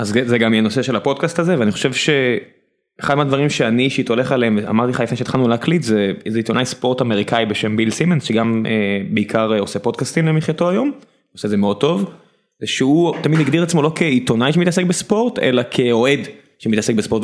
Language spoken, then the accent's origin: Hebrew; Beersheba, Southern District, Israel; גדלתי לידו בבאר שבע